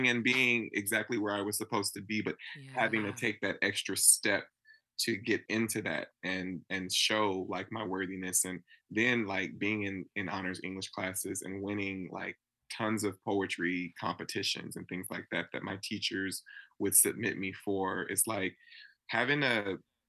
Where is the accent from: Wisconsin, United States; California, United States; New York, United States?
California, United States; Napa; growing up in Napa, California